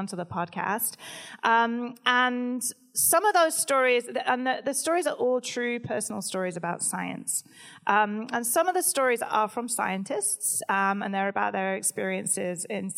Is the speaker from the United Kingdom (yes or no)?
yes; United Kingdom; I'm British